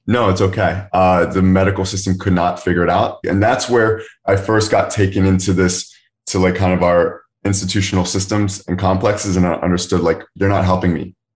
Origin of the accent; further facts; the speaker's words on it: Philadelphia area, Pennsylvania, United States; moved away as an adult; also born or lived in Kenya; born outside the Philadelphia area, that's where I'm currently living again right now